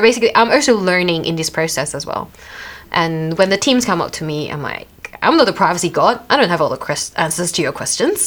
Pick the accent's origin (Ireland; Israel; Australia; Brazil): Australia; accent: Australian; my Australian accent